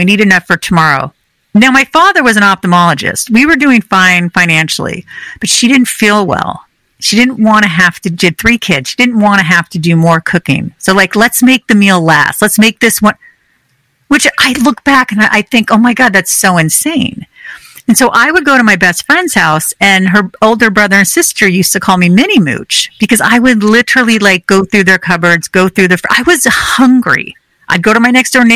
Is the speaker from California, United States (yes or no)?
yes; California, United States; I grew up in California.